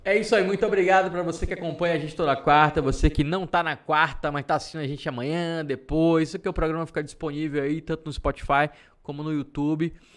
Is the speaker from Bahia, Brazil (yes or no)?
yes; Salvador, Bahia, Brazil; now in Feira de Santana, Brazil; sou de Salvador